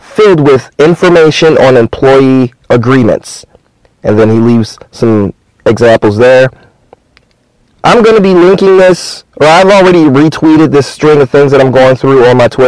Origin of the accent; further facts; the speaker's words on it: Michigan, United States; moved away as an adult; I'm Michigan native.